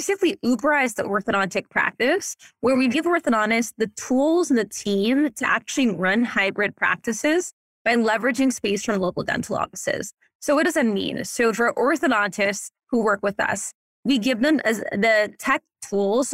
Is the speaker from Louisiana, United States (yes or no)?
yes; New Orleans, Louisiana, United States; also born or lived in New York; now in Los Angeles, United States; I grew up in New Orleans.